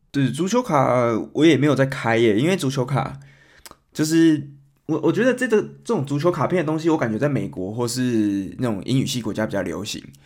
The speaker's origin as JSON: {"language": "Chinese", "country": "Taiwan", "moved": "yes", "lives_now": "Germany", "said": "我们台湾人刚来德国的话"}